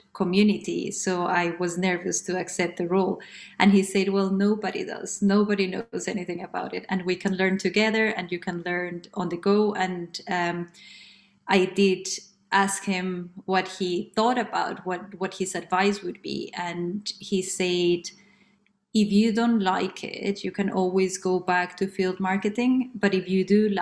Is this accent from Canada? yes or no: no; Colombia; moved away as an adult; now in London, United Kingdom; I am originally from Colombia. I have been based in London since 2008 when I came